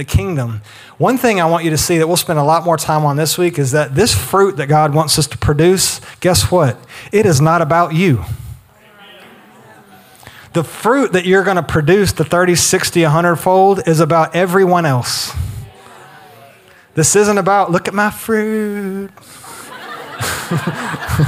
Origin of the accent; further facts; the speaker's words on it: the South, United States; we grew up in the South